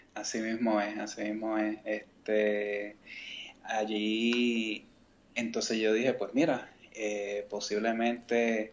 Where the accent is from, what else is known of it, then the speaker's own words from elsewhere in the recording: Mayagüez, Puerto Rico; also born or lived in San Juan; yo soy natural de San Juan, pero me crié en Mayagüez